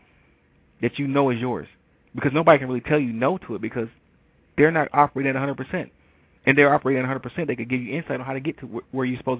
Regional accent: Detroit, Michigan, United States; moved away as an adult; also born or lived in Ann Arbor, Michigan; now in Atlanta, United States; I moved from Detroit, Michigan to Atlanta, Georgia. You know, I actually moved on my 28th birthday. And I had never really been that far away from home

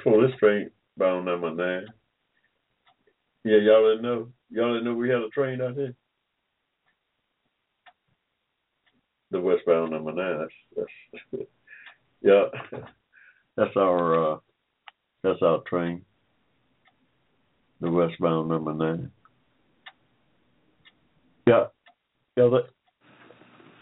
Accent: Georgia, United States; I was born in Georgia in 1945

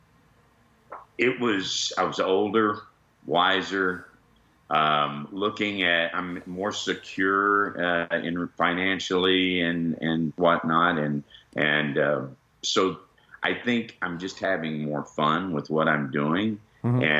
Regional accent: Texas, United States; I grew up in Texas

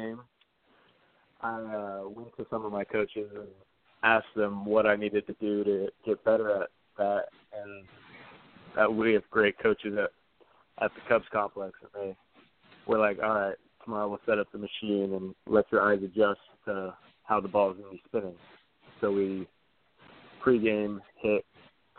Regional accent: Arizona, United States; I grew up in Arizona my whole life

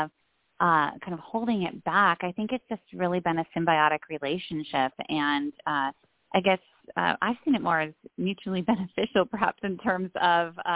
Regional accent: Iowa, United States; also born or lived in Tallahassee, Florida / Germany; now in Grand Rapids, United States; I grew up in Iowa in a conservative Christian community

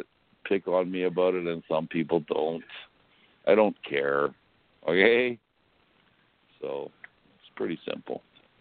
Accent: Winnipeg, Manitoba, Canada; I come from Winnipeg. And we do things like that, okay?

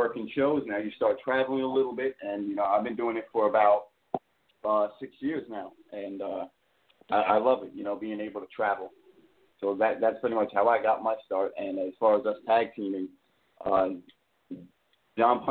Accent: New York City, New York, United States; accent: Brooklyn; Usually I have a Brooklyn accent

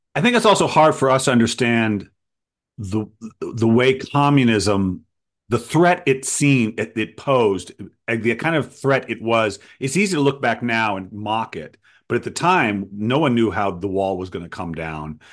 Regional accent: Providence, Rhode Island, United States; I grew up in Providence

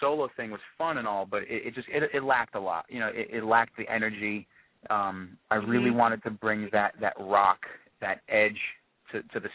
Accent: Newark, New Jersey, United States; I am from Newark, New Jersey.

